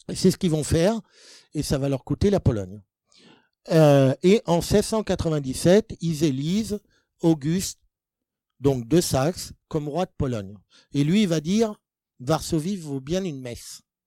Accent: France; nous, en tant que Français

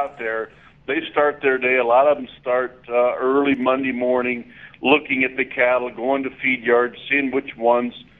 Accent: southwest Oklahoma, United States; moved away as an adult; also born or lived in Texas; now in Greeley, United States; I grew up in Oklahoma on a small farm and ranch. I grew up with a lot of stocker cattle and mama cows in the very southwest corner of the state

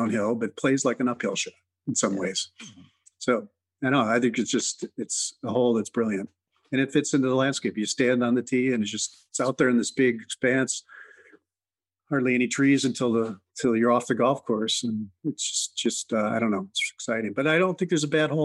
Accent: Whitefish Bay, Wisconsin, United States; now in Chicago, United States; I grew up in Whitefish Bay, Wisconsin, suburb of Milwaukee

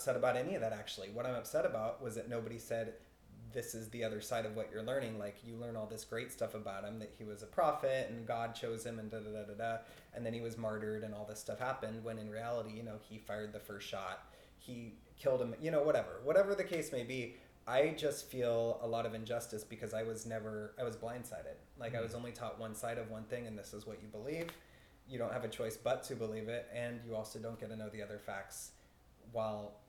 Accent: Kent, Washington, United States; In Kent

